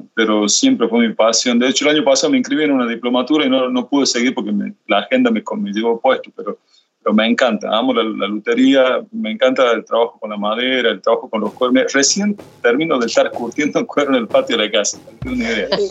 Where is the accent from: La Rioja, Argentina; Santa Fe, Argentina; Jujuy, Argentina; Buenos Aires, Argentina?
La Rioja, Argentina; la capital donde yo nací